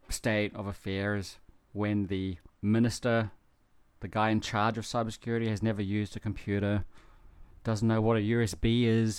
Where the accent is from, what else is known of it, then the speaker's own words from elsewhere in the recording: New Zealand; now in Japan; growing up in New Zealand